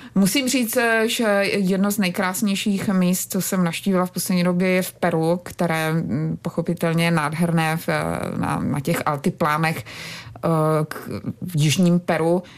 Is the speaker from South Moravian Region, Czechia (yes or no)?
yes; Brno, South Moravian Region, Czechia; vyrůstala jsem vlastně v Brně